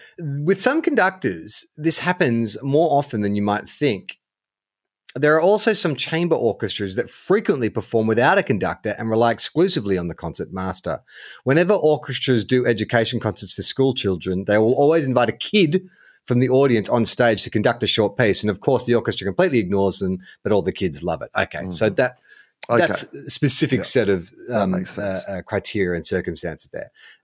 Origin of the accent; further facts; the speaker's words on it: New South Wales, Australia; Look, I'm born and raised in Western Sydney, the Blue Mountains region, Penrith, Hawkesbury.